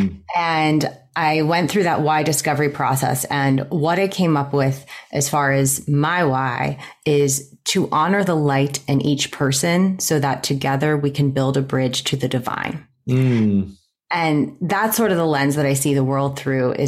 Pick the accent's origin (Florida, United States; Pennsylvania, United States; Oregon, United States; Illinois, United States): Pennsylvania, United States; Pittsburgh; also born or lived in New York; Right now I'm in Pittsburgh. I grew up in Pittsburgh